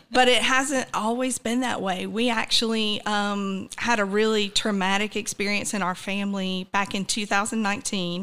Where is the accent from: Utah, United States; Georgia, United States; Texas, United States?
Georgia, United States; Douglas County; also born or lived in Atlanta, Georgia; I grew up in Douglas County.